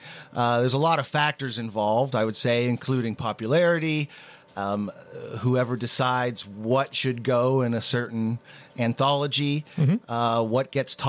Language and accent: English; Houston, Pennsylvania, United States; also born or lived in Dayton, Ohio / Pittsburgh, Pennsylvania; I grew up in Houston, Pennsylvania.